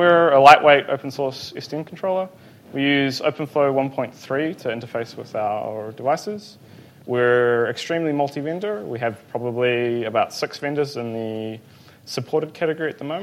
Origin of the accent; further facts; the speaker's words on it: Hamilton, Waikato, New Zealand; I'm from New Zealand, a small place called Hamilton